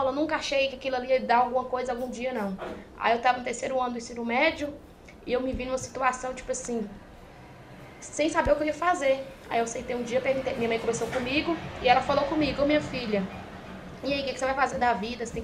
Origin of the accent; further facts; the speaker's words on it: Minas Gerais, Brazil; Eu sou mineira.